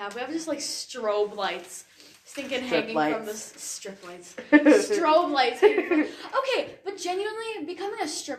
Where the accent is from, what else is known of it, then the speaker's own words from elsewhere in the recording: United States; I've lived here my whole life.